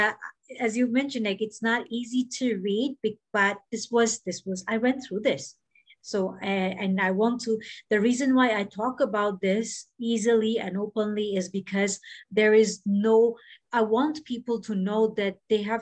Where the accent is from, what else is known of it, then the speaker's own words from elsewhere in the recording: Bahrain; moved away; also born or lived in Mumbai, India; even when I was growing up in Bahrain and when I was in Mumbai